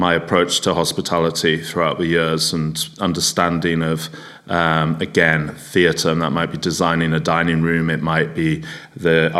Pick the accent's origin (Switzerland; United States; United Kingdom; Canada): United Kingdom; England; also born or lived in North Yorkshire; as a Englishman in hospitality with a strong work ethic